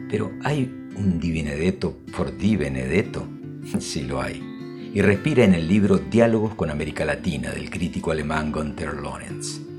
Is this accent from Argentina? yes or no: yes; Argentina; Soy argentino, pero no he nacido en Buenos Aires.